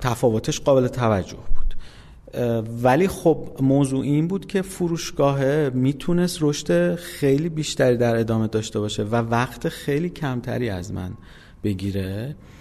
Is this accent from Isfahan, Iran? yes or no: yes; Isfahan, Iran; من اصفهان به دنیا اومدم سال 1363